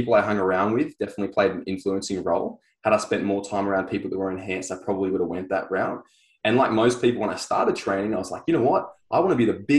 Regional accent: Sunshine Coast, Queensland, Australia; I was on the Sunshine Coast

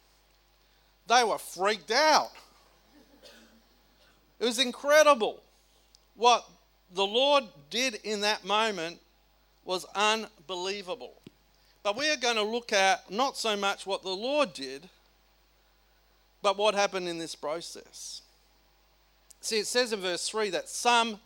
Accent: South Australia, Australia; I come from South Australia

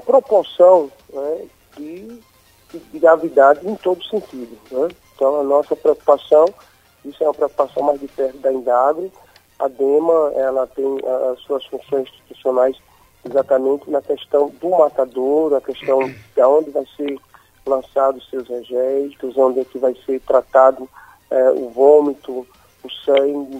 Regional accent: Aracaju, Sergipe, Brazil; Nós que somos aqui de Aracaju, eu moro aqui em Aracaju

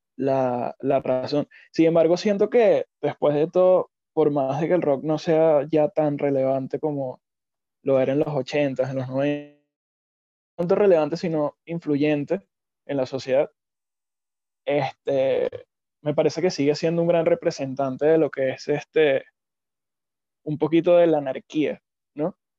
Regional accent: Venezuela; nosotros como venezolanos

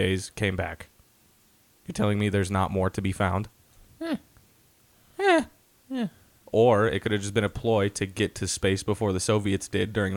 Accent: Boise, Idaho, United States; All three of us have been here our whole life

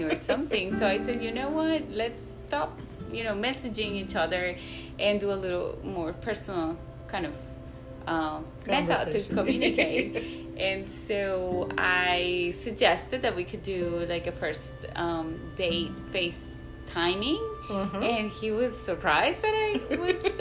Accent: Medellín, Antioquia, Colombia; moved away; Colombia, where I am originally from. I am from Medellin

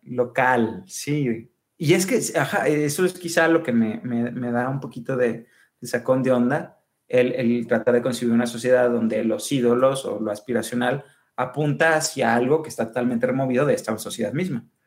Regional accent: Mexico; como mexicanos

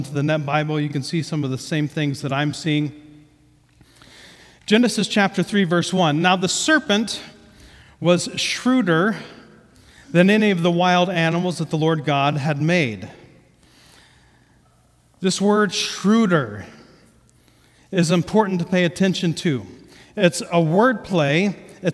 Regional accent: Ohio, United States; first language English; I grew up in Ohio

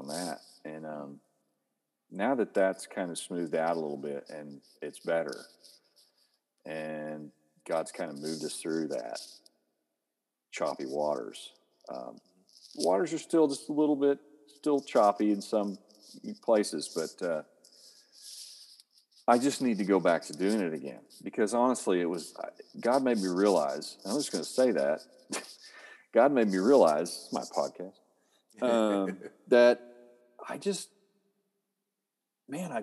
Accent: Oklahoma, United States; I'm from Oklahoma

